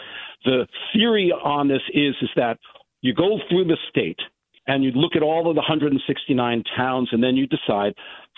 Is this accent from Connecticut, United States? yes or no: yes; Westport, Connecticut, United States; So I'm from Westport. Let's talk about Westport specifically.